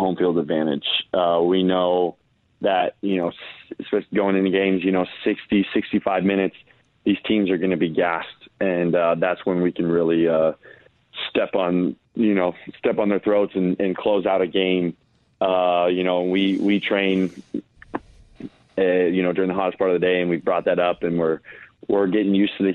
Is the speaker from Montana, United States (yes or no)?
yes; Bozeman, Montana, United States; now in Phoenix, United States; I love Bozeman. My parents still live there. I try to go visit whenever I can. I just feel so blessed to have grown up in such a wonderful place